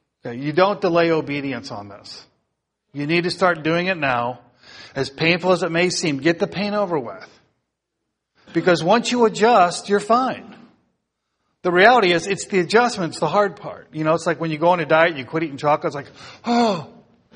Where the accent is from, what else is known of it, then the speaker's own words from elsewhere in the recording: United States; as American Christians